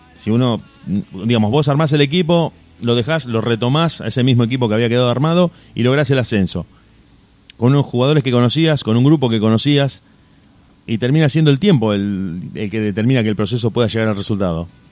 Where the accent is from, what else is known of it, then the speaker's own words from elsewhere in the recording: Rosario, Santa Fe, Argentina; somos de esta ciudad, somos de Rosario